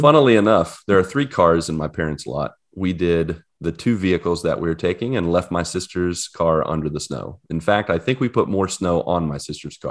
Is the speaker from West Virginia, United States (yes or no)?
yes; West Virginia, United States; moved away as an adult; now in Orlando, United States; I ditched you guys, you and West Virginia, a few days ago